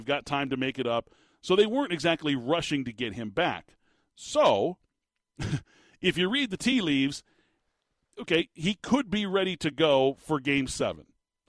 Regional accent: Tucson, Arizona, United States; moved away as an adult; now in Phoenix, United States; up here in Phoenix, people know I'm from Tucson, that I spend a lot of time down there. I work a lot down there.

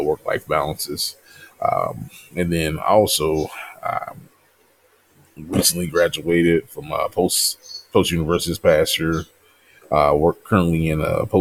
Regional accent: Louisville, Kentucky, United States; I'm originally from Louisville, Kentucky.

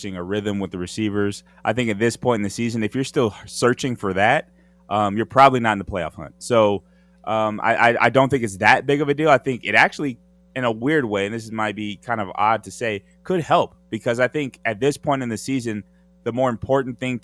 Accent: Southern California, United States; I grew up in Southern California

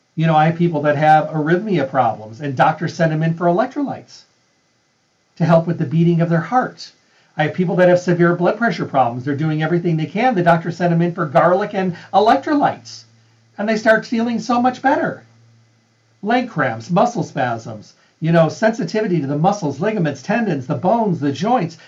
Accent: Midwest, United States; now in Las Vegas, United States; I was raised in the Midwest

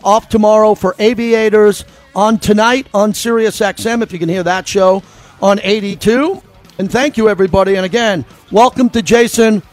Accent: New York, United States; being from New York, I'm a New Yorker

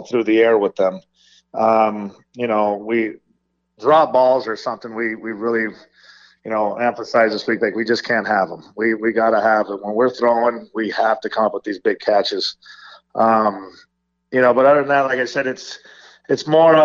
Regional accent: Las Vegas, Nevada, United States; myself and some of our coaches who are born and raised in Las Vegas

